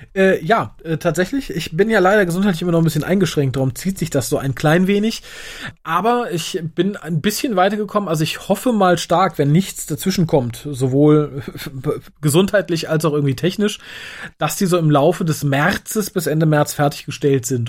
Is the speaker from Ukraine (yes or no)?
no; Germany; Ich bin Deutscher